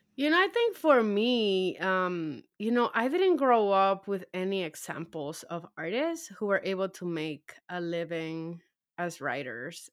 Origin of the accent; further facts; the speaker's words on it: New York City, New York, United States; also born or lived in Dominican Republic; now in New Jersey, United States; I grew up in Harlem